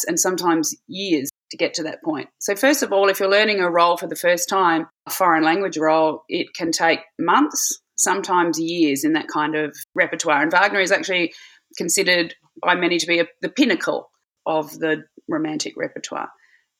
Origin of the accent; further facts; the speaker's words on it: Adelaide, South Australia, Australia; moved away as an adult; also born or lived in Bangor, Wales / Hamburg, Germany; 4 months after I was born, they decided to return to Adelaide. And that's where I grew up